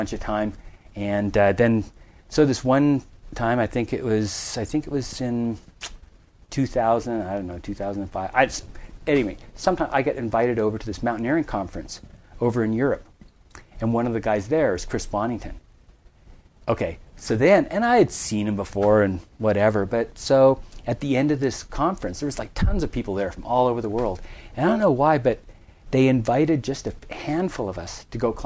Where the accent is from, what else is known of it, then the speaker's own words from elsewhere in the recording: Vancouver Island, Western Canada, British Columbia, Canada; Western Canada, Vancouver Island.